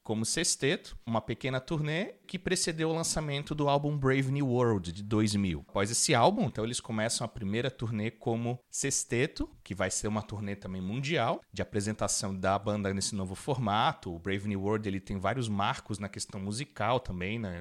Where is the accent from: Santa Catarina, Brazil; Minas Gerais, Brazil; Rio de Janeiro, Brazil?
Santa Catarina, Brazil; Florianópolis; a gente é de Florianópolis